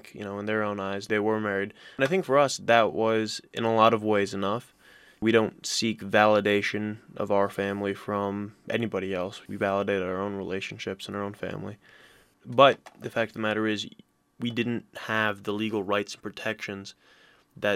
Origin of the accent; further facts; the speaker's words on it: Iowa City, Iowa, United States; also born or lived in Marshfield, Wisconsin; I'm from Iowa City, which is where I'm also going to college. We moved to Iowa City from Wisconsin in 2000. I was born in Marshfield, Wisconsin.